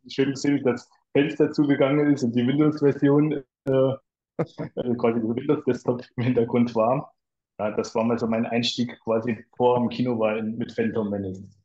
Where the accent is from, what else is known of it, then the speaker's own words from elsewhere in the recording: near Kaiserslautern, Rhineland-Palatinate, Germany; komme aus äh, der schönen Pfalz in der Nähe von Kaiserslautern, also hier direkt ähm, ja, so Nachbarort von Ramstein-Bielenbach